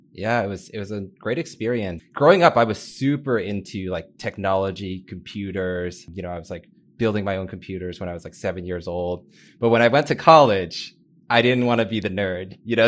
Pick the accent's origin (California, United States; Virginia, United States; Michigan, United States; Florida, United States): Virginia, United States; Northern; moved away as an adult; also born or lived in San Francisco / New York City; I grew up in Northern Virginia, so a little bit outside of D C